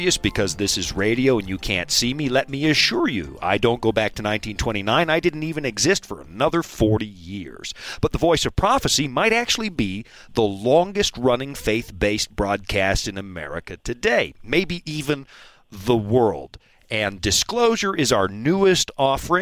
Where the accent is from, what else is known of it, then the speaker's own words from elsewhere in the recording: Pacific Northwest, United States; I'm from the Pacific Northwest